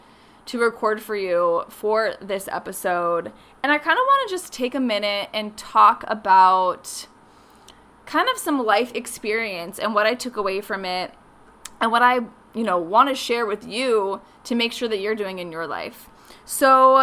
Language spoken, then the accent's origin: English; Phoenix, Arizona, United States; also born or lived in Los Angeles; I grew up in Phoenix